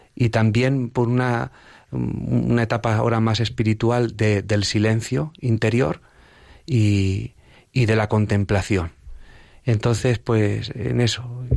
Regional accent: Villaseca de la Sagra, Castilla-La Mancha, Spain; en una advocación de mi pueblo, que es la Virgen de las Angustias, en la que allí en, en, Villaseca de la Sagra, donde procedo

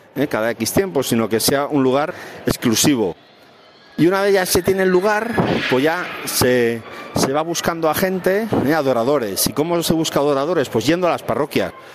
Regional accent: Valencia, Valencian Community, Spain; moved away as an adult; also born or lived in Granada; now in Madrid, Spain; soy de Valencia, eh, ahora actualmente estoy trabajando en Madrid

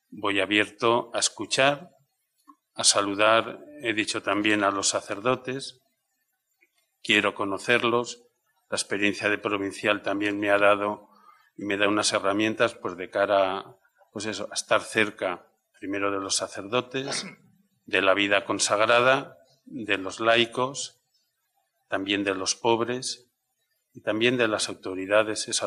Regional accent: Castellón, Valencian Community, Spain; moved away as an adult; cuando me fui la primera vez de Castellón en el año 94, éramos jóvenes, yo estaba con los jóvenes, estábamos así afectivamente tocados todos, dije, la historia de mi vida, Castellón, tendrá la portada de mi libro.

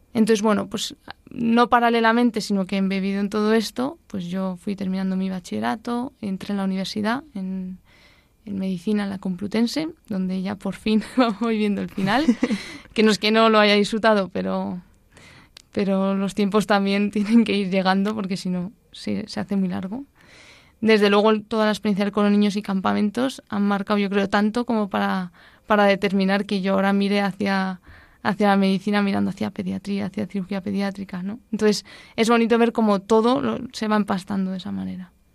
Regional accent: Madrid, Community of Madrid, Spain; also born or lived in Boadilla del Monte; yo nací en Madrid

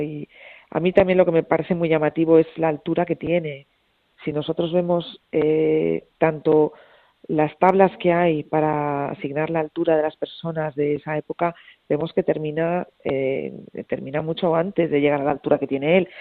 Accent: Madrid, Community of Madrid, Spain; yo soy de Madrid

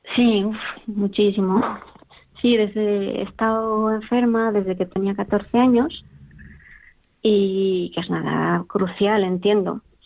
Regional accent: Valencia, Valencian Community, Spain; now in Pamplona, Spain; soy original de Valencia, pero en realidad nací aquí

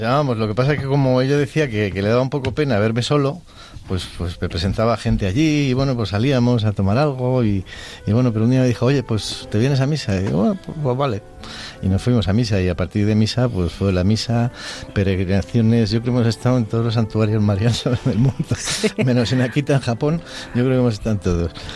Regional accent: Madrid, Community of Madrid, Spain; now in Segovia, Spain; soy de, nacido en Madrid, pero vivo con mi mujer Elena en, Segovia

